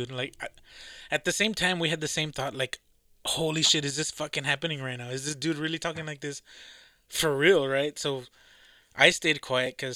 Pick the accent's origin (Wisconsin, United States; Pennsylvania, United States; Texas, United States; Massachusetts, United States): Massachusetts, United States; accent: Boston; My fucking Boston accent.